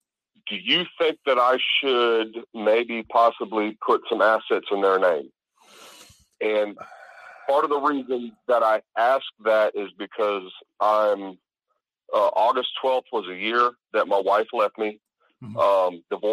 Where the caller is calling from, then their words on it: South Carolina, United States; Hey, this is … South Carolina.